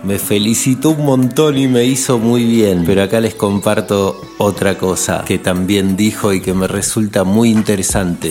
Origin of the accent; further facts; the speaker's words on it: western Greater Buenos Aires, Buenos Aires Province, Argentina; el conurbano oeste? Pasa que de ahí vengo